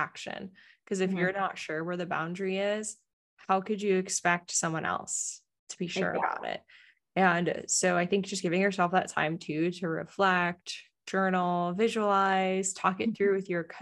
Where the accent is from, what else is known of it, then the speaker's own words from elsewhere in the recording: East Coast, United States; now in San Diego, United States; I grew up on the East Coast